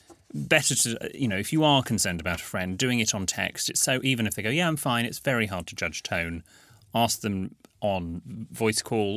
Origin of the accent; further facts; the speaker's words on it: North West England, United Kingdom; Whereas I am from Lancashire and went to the local high school, where being posh meant you have your beer in a glass instead of a can.